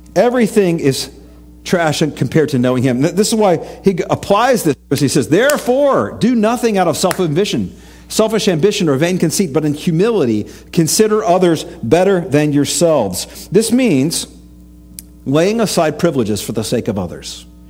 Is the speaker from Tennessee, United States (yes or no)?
yes; East Tennessee, United States; I grew up in East Tennessee, lots of rivers, lots of tubing with my youth group